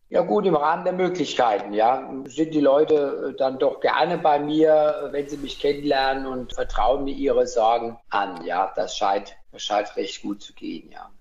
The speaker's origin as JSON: {"language": "German", "town": "Weilburg", "region": "Hesse", "country": "Germany", "tie": "born or raised there", "also_born_or_lived": "Gießen / Rödermark / Mainz / Niedernhausen", "lives_now": "Wiesbaden, Germany", "said": "Geboren bin ich in Weilburg, wenn man so will, und mit meinen Eltern dann später Richtung Rödermark gezogen"}